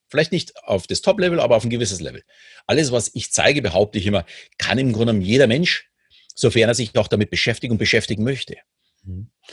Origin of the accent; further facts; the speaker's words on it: Munich, Bavaria, Germany; ich bin ja in München groß geworden